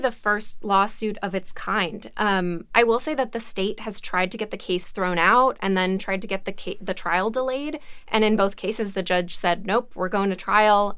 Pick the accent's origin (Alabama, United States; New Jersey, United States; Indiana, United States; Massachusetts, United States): Alabama, United States; I'm from Alabama